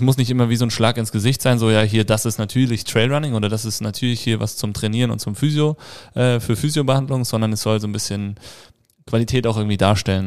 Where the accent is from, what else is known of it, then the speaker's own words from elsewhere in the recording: Hesse, Germany; now in Tyrol, Austria; Ich komme ursprünglich aus Hessen.